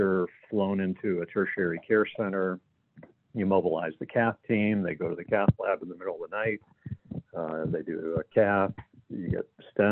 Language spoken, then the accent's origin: English; Ohio, United States; I'm originally from Ohio